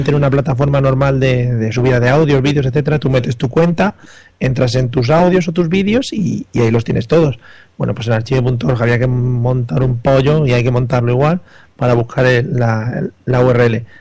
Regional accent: Spain; que somos españoles, hombre, que el inglés lo tenemos flojete.

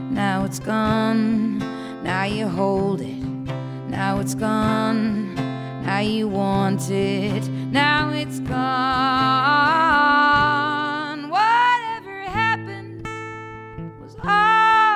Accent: Ireland; I'm Irish

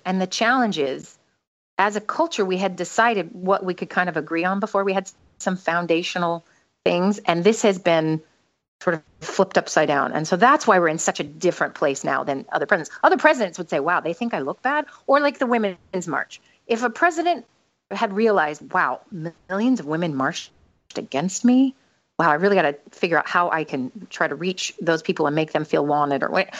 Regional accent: United States; moved away; since I'm an American

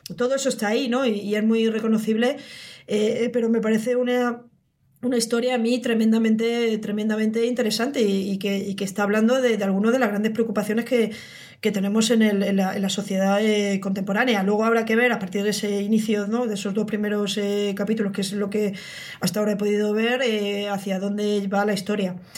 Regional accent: Spain; pues somos españoles

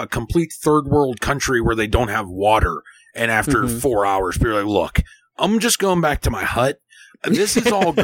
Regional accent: United States; I'm American

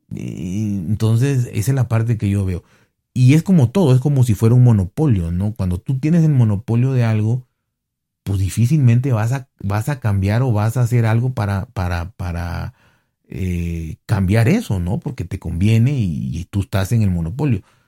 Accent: Mexico; a mí como mexicano

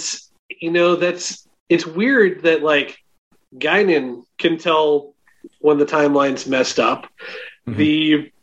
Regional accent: Schaumburg, Illinois, United States; I'm from Schaumburg

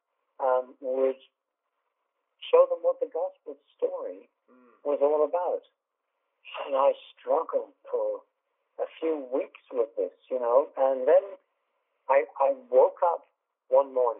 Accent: England, United Kingdom; I'm English

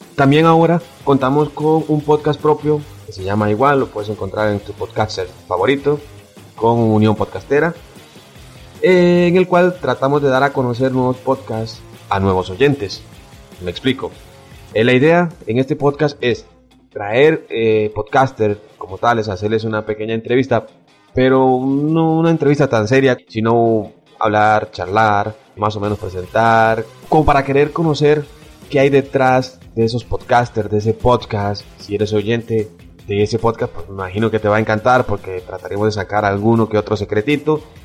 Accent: Costa Rica; soy de Costa Rica

